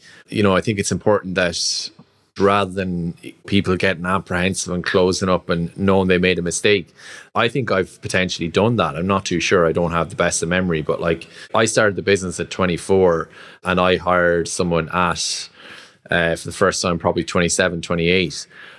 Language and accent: English; Roscrea, Munster, Ireland; I'm like, I'm from Rosscrea.